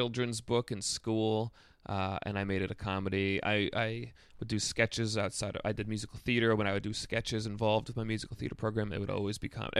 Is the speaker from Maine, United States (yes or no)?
no; New York, United States; I grew up upstate. I grew up outside of Albany.